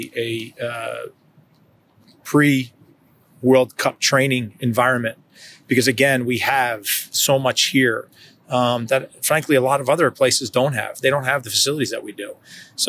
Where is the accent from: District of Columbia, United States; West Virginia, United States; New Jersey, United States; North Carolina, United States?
New Jersey, United States; also born or lived in Kansas; now in Kansas City, United States; I'm from New Jersey. I consider myself probably more of a Kansan now than a New Jerseyan.